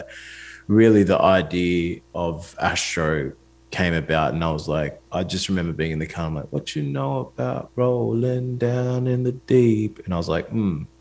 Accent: Australia; I'm an Australian artist

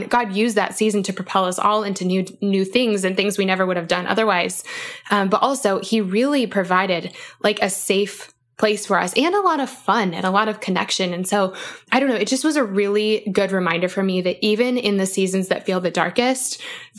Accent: Aurora, Colorado, United States; I'm technically from Aurora, Colorado

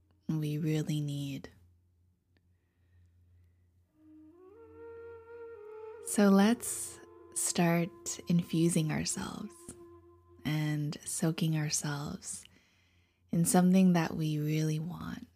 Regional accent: Taiwan; I'm from Taiwan

